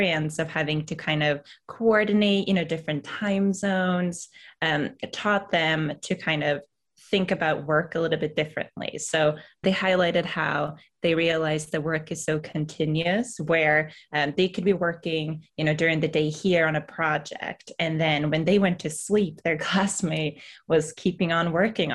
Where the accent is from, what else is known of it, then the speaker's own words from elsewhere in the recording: Sweden; now in United States; as a Swede coming to the US